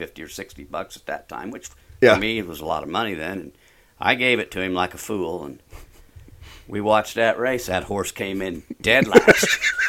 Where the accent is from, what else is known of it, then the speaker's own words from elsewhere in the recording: Potomac, Illinois, United States; I grew up in Potomac.